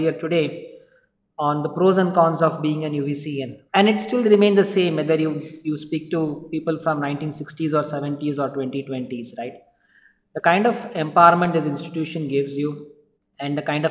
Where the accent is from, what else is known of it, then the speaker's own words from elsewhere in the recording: Bangalore, Karnataka, India; I'm a Bangalorean, born and brought up in Bangalore